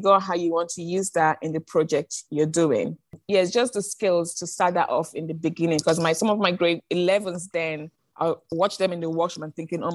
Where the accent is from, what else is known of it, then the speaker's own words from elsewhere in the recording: London, United Kingdom; moved away as an adult; now in China; I'm from London. I taught in a greater London school